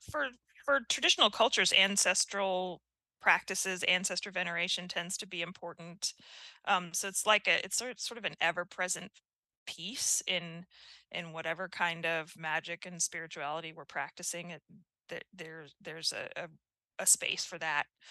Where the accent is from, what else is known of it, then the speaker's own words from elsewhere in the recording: United States; as an American